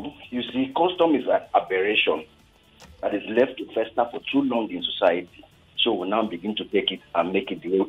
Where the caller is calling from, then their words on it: Ikorodu, Lagos, Nigeria; I'm calling from Ikorodu.